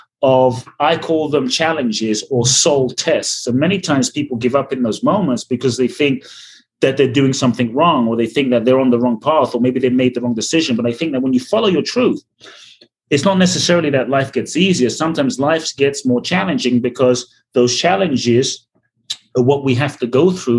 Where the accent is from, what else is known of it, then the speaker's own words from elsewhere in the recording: London, United Kingdom; moved away as an adult; also born or lived in Ghana / Mexico; now in United States; I grew up in London, a very poor neighborhood in South London called Peckham.